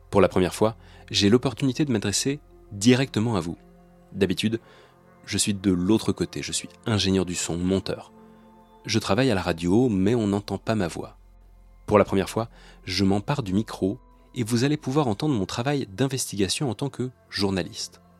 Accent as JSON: {"language": "French", "town": "Mussy-sur-Marne", "region": "Île-de-France", "country": "France", "tie": "born or raised there", "said": "Je suis alors chez mes parents, en Seine-et-Marne, dans le village où j'ai passé mon enfance, à Mussy-sur-Marne."}